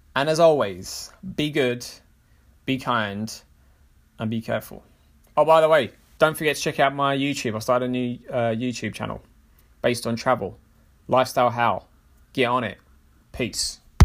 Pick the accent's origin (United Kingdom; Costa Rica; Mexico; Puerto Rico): United Kingdom; London; as a Londoner